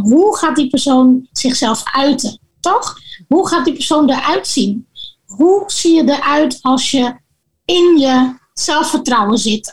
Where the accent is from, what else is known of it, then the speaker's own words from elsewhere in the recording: Gorinchem, South Holland, Netherlands; moved away as an adult; now in Suriname; zij verhuisde vanuit Dordrecht naar Gorinchem, waar ik ben opgegroeid